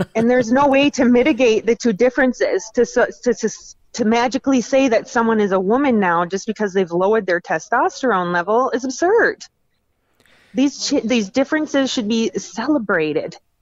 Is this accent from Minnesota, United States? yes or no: yes; Minnesota, United States; I'm from Minnesota